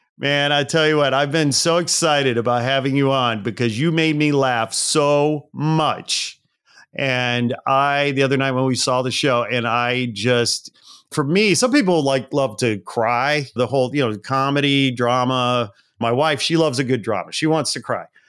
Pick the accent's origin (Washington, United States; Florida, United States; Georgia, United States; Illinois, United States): Illinois, United States; outside Chicago; I grew up outside Chicago, but, you know, lived in Chicago for a long time